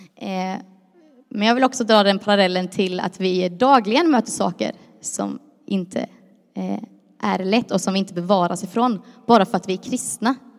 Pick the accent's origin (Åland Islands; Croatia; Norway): Croatia; jag är ju kroat som en del vet, och är man kroat så tycker man om att vara lite överdriven